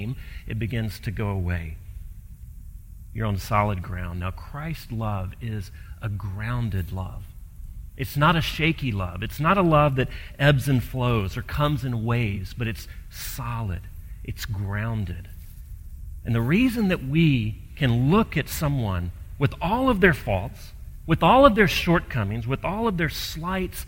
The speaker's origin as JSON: {"language": "English", "region": "Gulf Coast", "country": "United States", "tie": "born or raised there", "said": "I grew up on the Gulf Coast"}